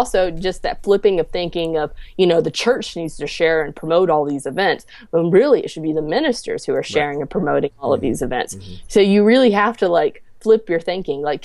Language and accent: English; Clanton, Alabama, United States; So I'm originally from Clanton, Alabama. So I kind of grew up in the middle of nowhere.